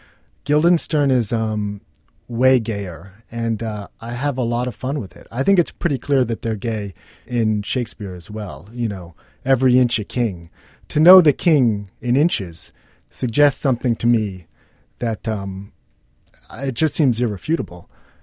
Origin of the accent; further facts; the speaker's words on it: New York City, New York, United States; You know, I grew up with artists in New York City